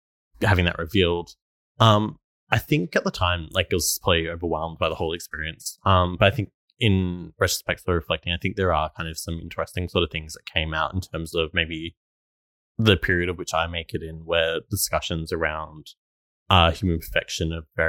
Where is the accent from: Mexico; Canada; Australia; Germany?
Australia; also born or lived in Melbourne / Stradbroke Island; growing up in Australia